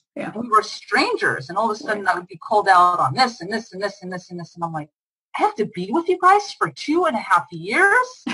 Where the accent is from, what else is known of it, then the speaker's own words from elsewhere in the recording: United States; moved away as an adult; also born or lived in Israel; my home country